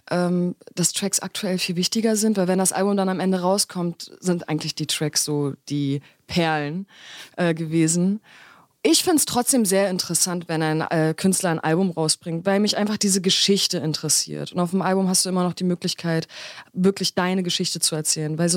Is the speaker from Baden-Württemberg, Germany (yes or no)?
no; Berlin, Germany; meine Eltern kommen ja aus der Türkei. Ich komme aus Berlin.